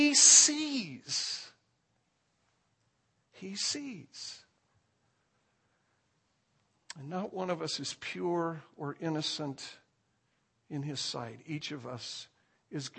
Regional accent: Indiana, United States; moved away; I was born in Indiana

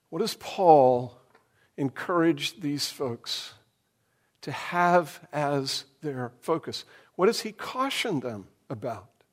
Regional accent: United States; who we are as Americans and even, I'm afraid, as American Christians

